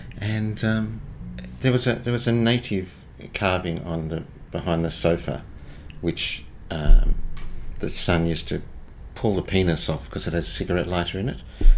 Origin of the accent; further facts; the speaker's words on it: Seaforth, New South Wales, Australia; On that hill is Seaforth, but we were in the gully. We didn't have a water view.